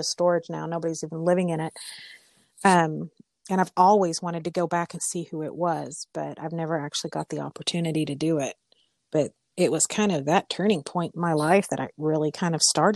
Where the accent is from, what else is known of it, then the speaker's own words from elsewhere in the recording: Mustang, Oklahoma, United States; we're both from Mustang, which is here in Canadian County